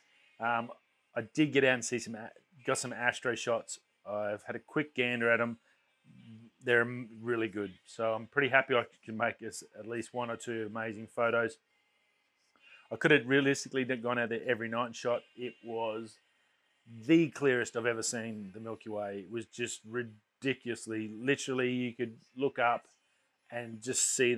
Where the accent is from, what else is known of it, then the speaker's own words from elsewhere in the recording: Australia; It's a lot of gratitude on my behalf of being Australian in this lucky country